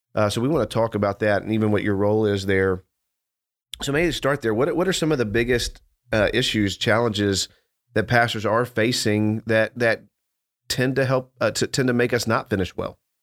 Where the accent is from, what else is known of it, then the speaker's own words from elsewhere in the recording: Dallas, Texas, United States; We grew up in Dallas